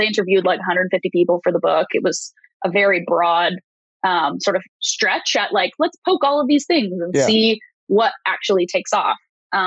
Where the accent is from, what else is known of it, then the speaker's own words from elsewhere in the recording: Canada; I'm a Canadian